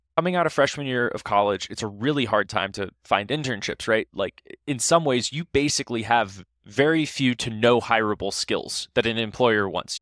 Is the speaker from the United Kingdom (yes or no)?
no; Ohio, United States; I'm from Ohio.